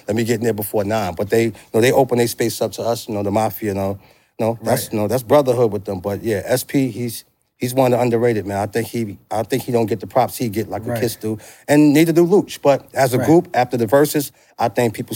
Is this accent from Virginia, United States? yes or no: no; New York City, New York, United States; also born or lived in Yonkers / New Jersey; I grew up on St. James, which is right around the corner from PS 11